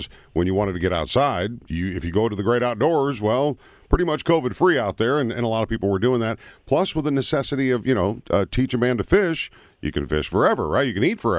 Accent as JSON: {"language": "English", "region": "Minnesota", "country": "United States", "tie": "born or raised there", "said": "as a kid growing up in Minnesota, home of 10,000 lakes"}